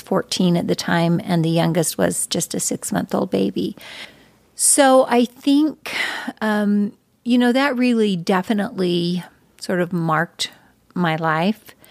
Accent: Arcadia, Utah, United States; I was born and raised in, uh, northeastern Utah.

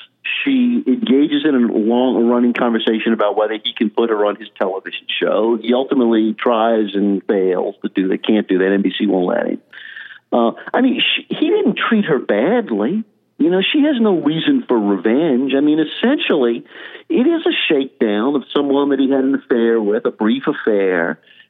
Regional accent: Louisiana, United States; moved away; Comes of course from my home state, from Baton Rouge

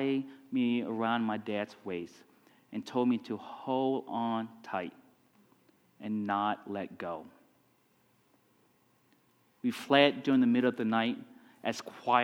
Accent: Vietnam; moved away; also born or lived in Texas; I grew up in Vietnam

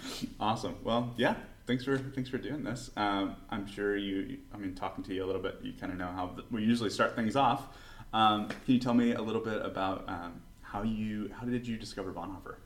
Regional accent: Nashville, Tennessee, United States; moved away; I'm from Nashville originally

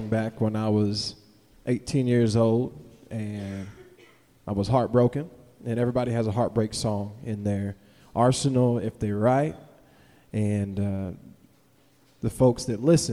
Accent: Winchester, Kentucky, United States; I am from here. I'm from Winchester, Kentucky

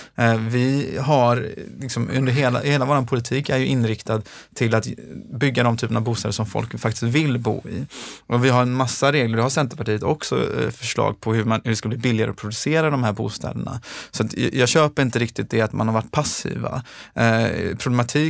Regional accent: Gothenburg, Västra Götaland, Sweden; also born or lived in Gårdsten, Gothenburg; Jag kommer från Tynnered i Göteborg, ett socialt utsatt område

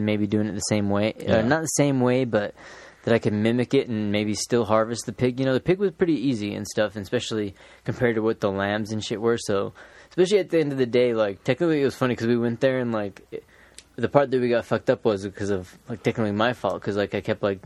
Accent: United States; we're American

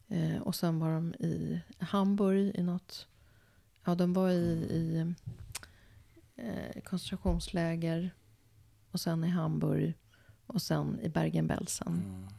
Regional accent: Sweden; som svensk jude

